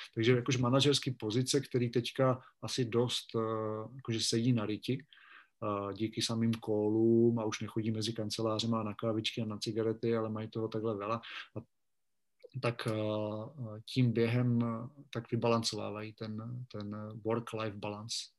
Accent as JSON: {"language": "Czech", "town": "Vikýřovice", "region": "Olomouc Region", "country": "Czechia", "tie": "born or raised there", "also_born_or_lived": "Rapotín / Brno", "moved": "as an adult", "lives_now": "Bratislava, Slovakia", "said": "když jsem byl malý, chodíval jsem při čekání na autobus u nás ve Vikýřovicích nebo v Šumperku"}